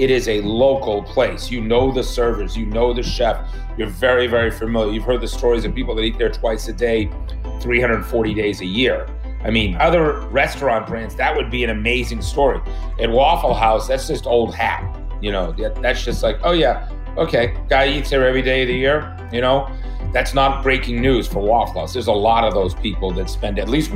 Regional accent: New England, United States; moved away; growing up in New England is Dunkin' Donuts and Boston

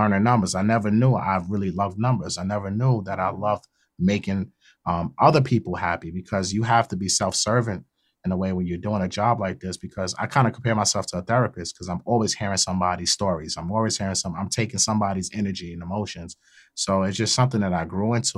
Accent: New York City, New York, United States; also born or lived in Queens, New York; I grew up in Brooklyn, but I represent Queens.

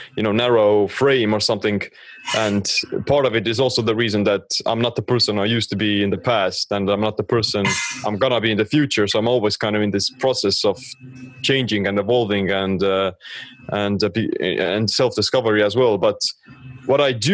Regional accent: Estonia; I'm from Estonia

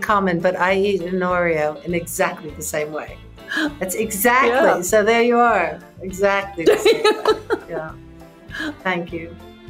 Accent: United States; also born or lived in London; As an American in London, but as an American in America

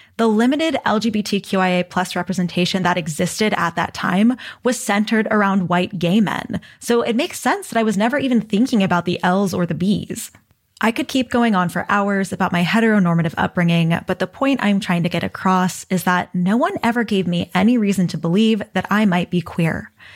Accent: Texas, United States; growing up in Texas

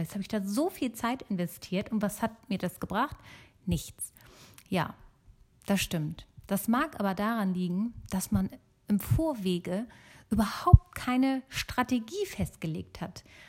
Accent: Germany; also born or lived in Italy; ich bin gebürtige äh, Italienerin, aber in Deutschland geboren und aufgewachsen

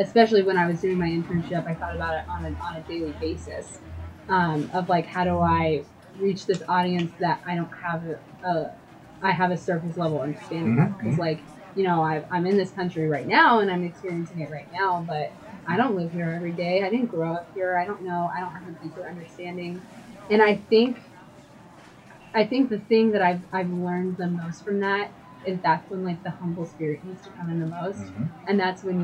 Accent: United States; growing up in the United States and in like a church culture

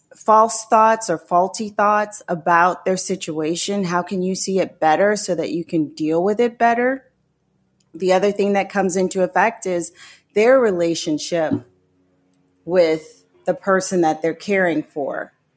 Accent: New Orleans, Louisiana, United States; moved away as an adult; also born or lived in Florida; I'm originally from New Orleans

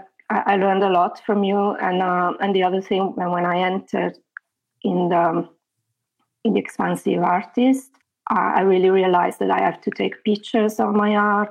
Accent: Italy; moved away as an adult; also born or lived in near London, England; now in England, United Kingdom; I am in England. I am near London, and I am from Italy. But I've been living here for about 13 years.

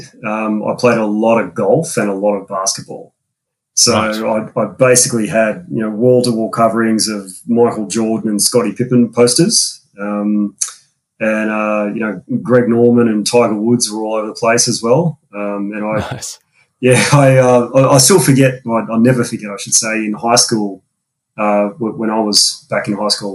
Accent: Sydney, New South Wales, Australia; also born or lived in United States; I'm an Aussie born and bred. Family's from Australia. I live in Sydney all my life

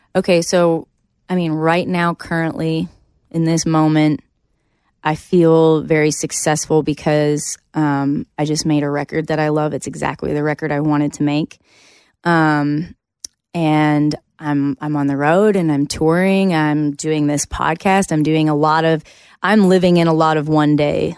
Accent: Canada; moved away as an adult; now in Nashville, United States; coming here as a Canadian and kind of, like, starting all over again

